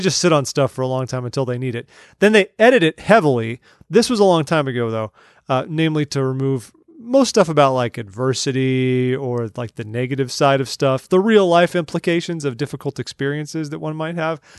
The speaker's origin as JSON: {"language": "English", "region": "California", "country": "United States", "moved": "yes", "said": "We're originally from California."}